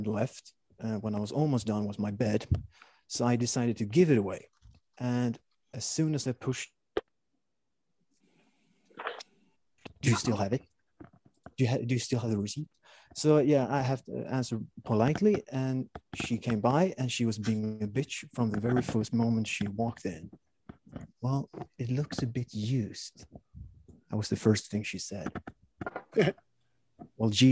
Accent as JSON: {"language": "English", "country": "Sweden", "also_born_or_lived": "Stockholm / Kalmar", "said": "I'm from Sweden"}